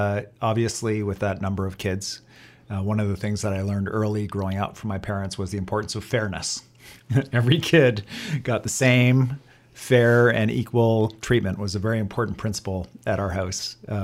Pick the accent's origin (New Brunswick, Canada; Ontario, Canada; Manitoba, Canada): Ontario, Canada; Kitchener; also born or lived in Etobicoke; now in British Columbia, Canada; And I grew up in a town in southwestern Ontario called Kitchener, Ontario.